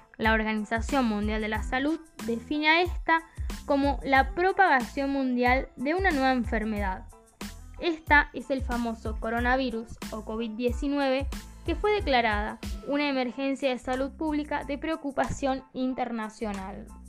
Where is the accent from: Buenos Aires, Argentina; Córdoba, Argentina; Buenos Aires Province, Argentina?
Córdoba, Argentina; Camilo Aldao; mi pueblo